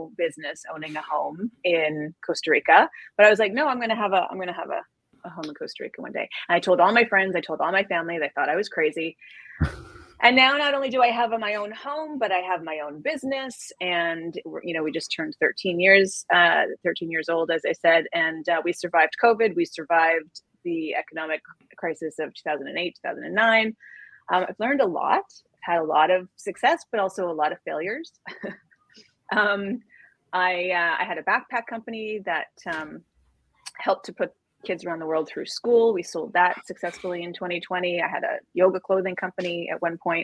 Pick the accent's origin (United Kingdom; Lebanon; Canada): Canada; now in New York, United States; I'm originally from Canada. I live in New York now with my family.